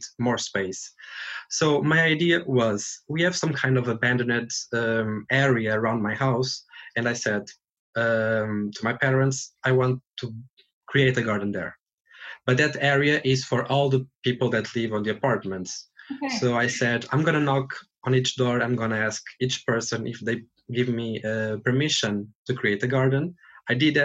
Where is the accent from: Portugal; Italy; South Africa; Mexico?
Portugal; now in Dublin, Ireland; I'm from Portugal.